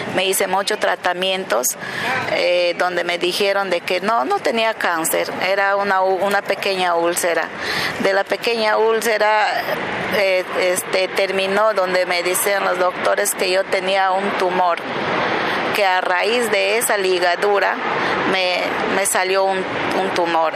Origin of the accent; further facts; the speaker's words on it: Yurimaguas, Loreto, Peru; soy de Yurimaguas, departamento de Alto Amazonas, eh, Loreto